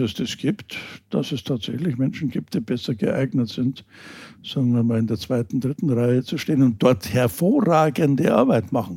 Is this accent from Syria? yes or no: no; Germany; uns Deutschen